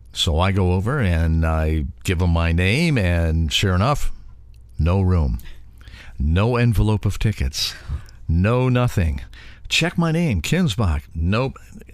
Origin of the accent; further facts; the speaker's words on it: Cleveland, Ohio, United States; I'm from Cleveland, Ohio.